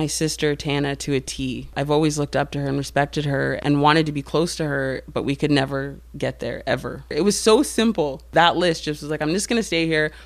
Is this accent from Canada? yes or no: yes; Kingston, Ontario, Canada; I didn't know if I could stay clean in my hometown, but I'm really glad I did come back